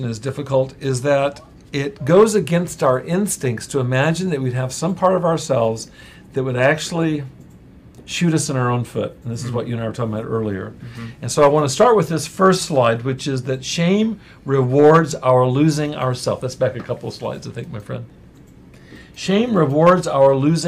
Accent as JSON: {"language": "English", "region": "Central California", "country": "United States", "tie": "born or raised there", "said": "I grew up in Central California where we had possums"}